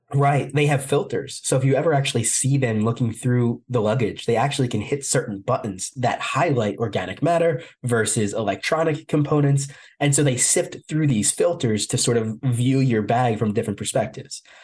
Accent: New Jersey, United States; That's my home state. I, I, live in New Jersey

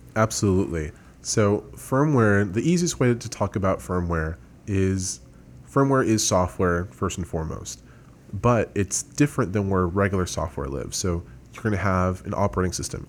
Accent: San Antonio, Texas, United States; I was born and raised here in San Antonio, so I am a, a native here

